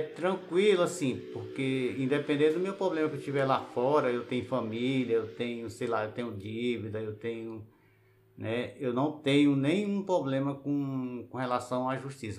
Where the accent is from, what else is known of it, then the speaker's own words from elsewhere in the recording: Piauí, Brazil; now in Brasília, Brazil; eu sou do Piauí, cheguei aqui em 90